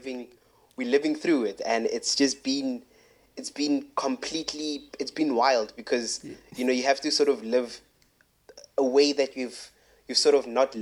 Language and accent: English; Pretoria, Gauteng, South Africa; now in Cape Town, South Africa; born and raised in Pretoria, then moved at some later part of my life. I moved down to Cape Town, and yeah, now I'm based in Cape Town.